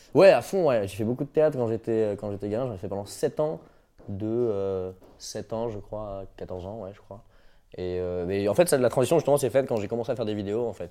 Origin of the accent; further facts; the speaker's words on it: Brittany, France; je suis breton